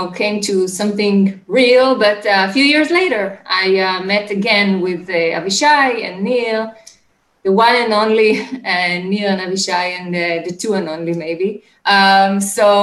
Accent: Israel; So I'm from Israel. I was born and raised in Israel. Currently, I live in Ramat HaSharon

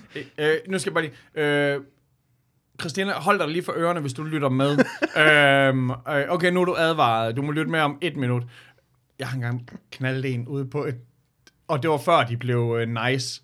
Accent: Jutland, Denmark; som jyder

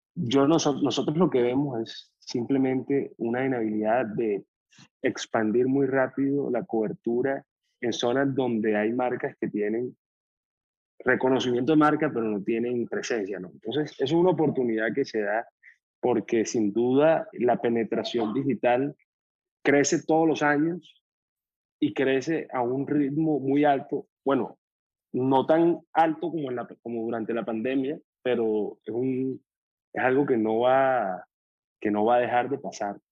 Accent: Colombia; moved away as an adult; also born or lived in Boston / Miami; nosotros tenemos 32 años, somos colombianos, estudiamos en Boston

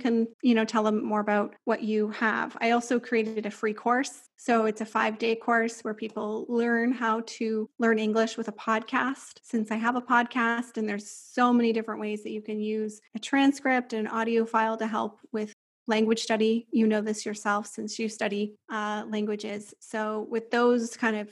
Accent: Ontario, Canada; moved away as an adult; also born or lived in São Paulo, Brazil; now in Switzerland; I come from Ontario, which is a very flat area, a lot of farmlands and stuff.

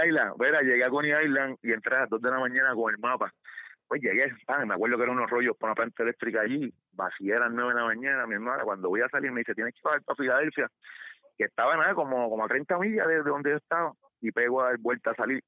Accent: Puerto Rico; moved away as an adult; now in United States; por mi tierra, mi país

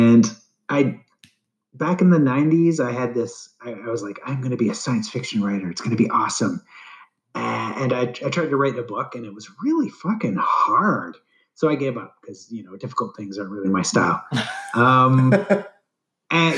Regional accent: Canada; I'm Canadian

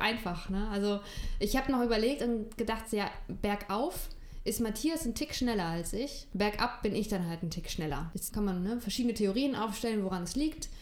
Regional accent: Northern Germany, Germany; Ich bin ja im Norden von Deutschland aufgewachsen

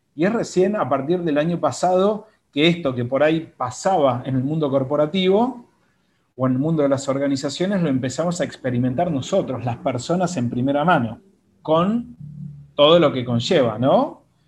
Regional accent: Buenos Aires, Argentina; also born or lived in Mendoza, Argentina; soy originalmente de Mendoza, así que muy vecinito de ustedes, pero desde chico me vine a vivir a Buenos Aires, así que prácticamente soy porteño en un 98%.

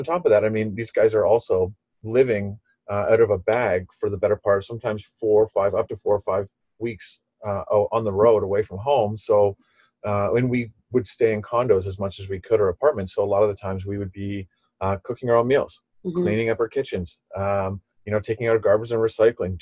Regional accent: Ontario, Canada; I'm originally from Ontario. I grew up in Ontario

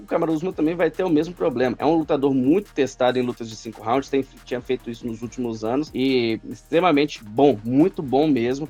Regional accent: Brazil; como brasileiro

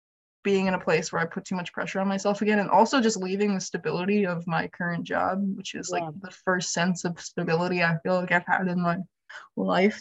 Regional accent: Hawaii, United States; moved away as an adult; also born or lived in Michigan; now in Minneapolis, United States; Born and raised in Hawaii

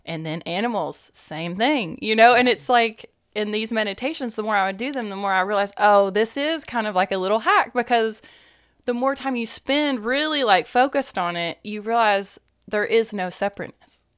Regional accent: East Tennessee, United States; I was raised more around Christianity because, you know, East Tennessee.

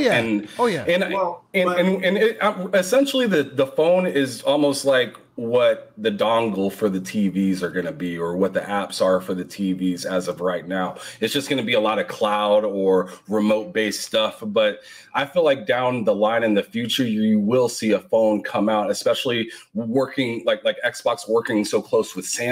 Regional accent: Nebraska, United States; I'm from Nebraska

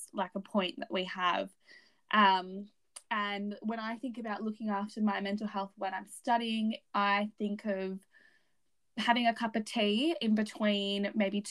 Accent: New South Wales, Australia; I did my HSC because I'm from New South Wales

